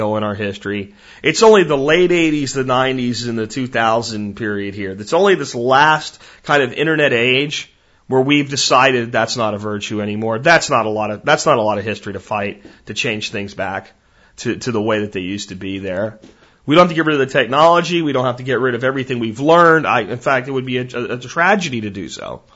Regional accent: United States; as an American

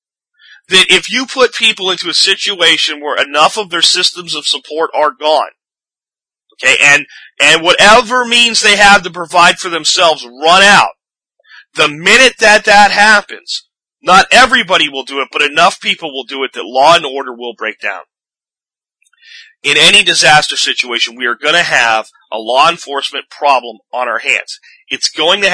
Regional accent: Pennsylvania, United States; when I was a kid, and growing up in Pennsylvania, in my high school years

